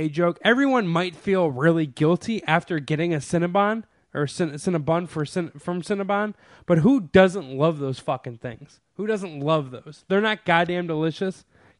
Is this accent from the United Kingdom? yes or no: no; Sweden; I'm from Sweden, and here we only ever put egg wash and pearl sugar on top before baking our cannibalar.